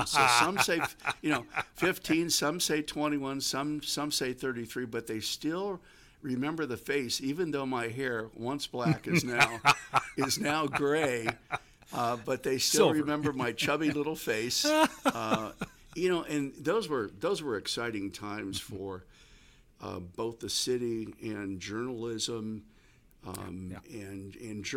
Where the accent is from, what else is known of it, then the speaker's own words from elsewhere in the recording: Gary, Indiana, United States; moved away as an adult; now in Fort Wayne, United States; I had been working at a daytime radio station in my hometown in Gary, Indiana